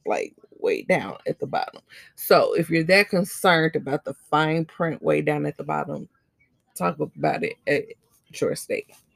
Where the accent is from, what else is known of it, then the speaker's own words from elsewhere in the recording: United States; as the American people